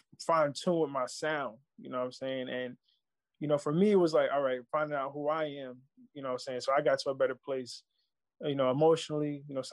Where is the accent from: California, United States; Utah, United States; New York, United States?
New York, United States; New York City; I'm from Baisley